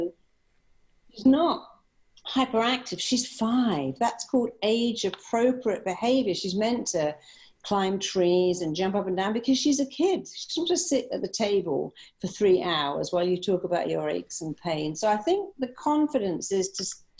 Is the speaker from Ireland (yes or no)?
no; England, United Kingdom; moved away as an adult; also born or lived in Chicago; I'm from England